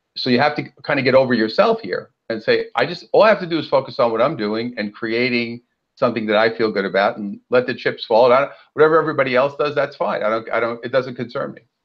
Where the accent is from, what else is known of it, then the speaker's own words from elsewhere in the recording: New York City, New York, United States; now in Southern California, United States; Well, I'm originally from uh, Brooklyn, New York, and now I live out here in sunny Southern California.